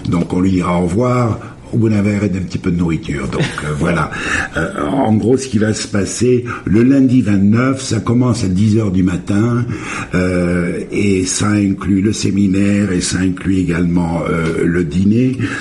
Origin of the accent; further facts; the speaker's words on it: France; moved away; je suis français